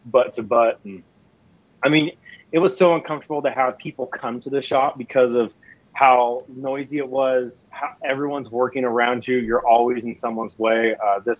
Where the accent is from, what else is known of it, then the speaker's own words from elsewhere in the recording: Seattle, Washington, United States; also born or lived in Tri-Cities, Washington; now in Spokane, United States; where I grew up was pretty, was nice. I mean, I was a suburb outside of Seattle